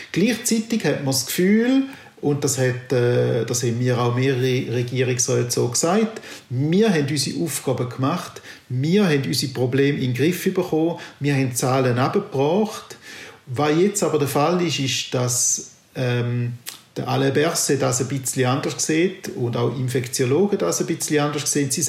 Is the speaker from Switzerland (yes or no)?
yes; St. Gallen, Switzerland; Ich bin St. Galler und ich bin doch auch sehr erstaunt gewesen